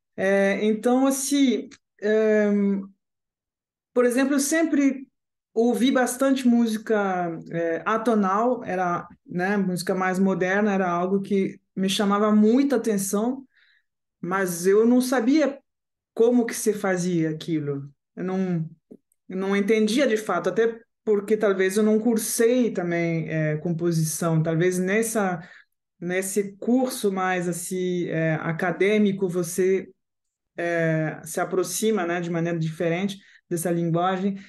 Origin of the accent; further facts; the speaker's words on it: Paris, Île-de-France, France; Portuguese is a second language; moved away; also born or lived in Caracas, Venezuela / Strasbourg, France; eu sou francesa, digamos assim. Eu nasci na Venezuela, mas cresci na França